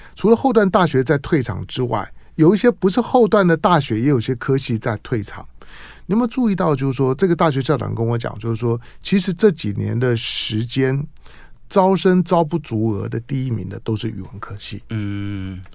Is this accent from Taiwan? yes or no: yes; Taiwan; 我是在眷村里面长大的